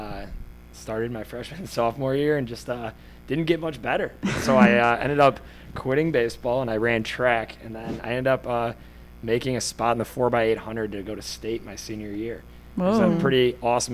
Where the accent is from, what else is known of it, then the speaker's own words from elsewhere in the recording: Arlington Heights, Illinois, United States; I grew up not too far from here in Arlington Heights. I went to Rolling Meadows High School